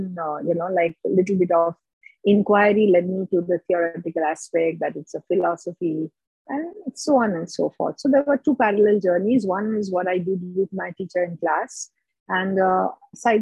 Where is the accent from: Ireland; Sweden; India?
India; now in Mumbai, India; being an Indian